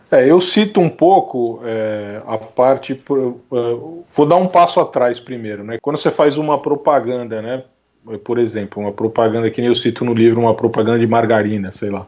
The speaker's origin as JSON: {"language": "Portuguese", "region": "São Paulo", "country": "Brazil", "tie": "born or raised there", "said": "Eu sou de São Paulo, né? Nasci aqui em São Paulo. É, Capital."}